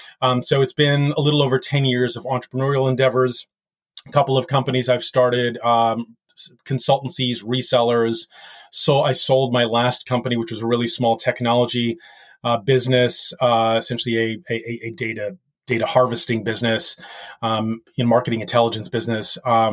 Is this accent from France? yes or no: yes; France; born there; I was actually born in France to an American father who was with the U.S. Air Force way back in the day in the late 60s, who married a lovely French lady.